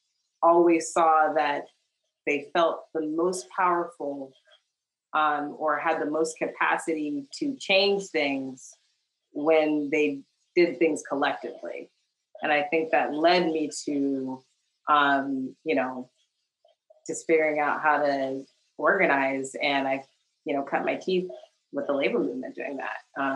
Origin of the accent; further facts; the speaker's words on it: Kentucky, United States; I grew up in Kentucky, although I was not born there. My father was actually in the military, so I moved around a little bit, but my mother's family is originally from Kentucky